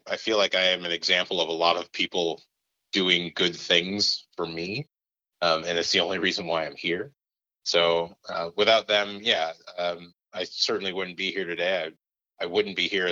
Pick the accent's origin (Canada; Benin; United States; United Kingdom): United States; Minneapolis, Minnesota; also born or lived in Indiana / St. Paul; I moved to Minneapolis when I was 8